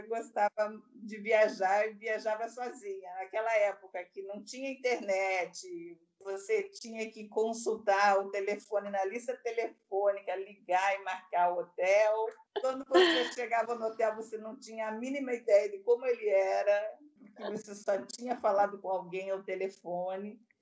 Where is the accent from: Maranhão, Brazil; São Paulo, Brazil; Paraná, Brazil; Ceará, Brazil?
Paraná, Brazil; Curitiba; now in Bahia, Brazil; Nasci em Curitiba, que é uma cidade predominantemente branca. E eu, desde muito pequena, tinha um problema com o frio em Curitiba